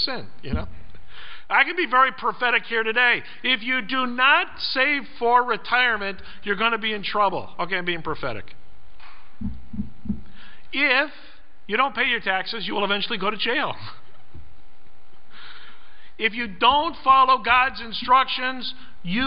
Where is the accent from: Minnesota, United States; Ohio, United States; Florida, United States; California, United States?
California, United States; Growing up in California